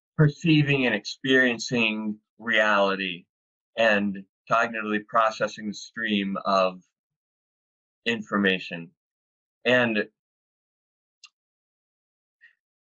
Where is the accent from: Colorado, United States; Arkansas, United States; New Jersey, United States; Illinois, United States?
Arkansas, United States; moved away as an adult; also born or lived in San Diego; I grew up in the Bible Belt as a rational empirical atheist. in the Bible Belt in Arkansas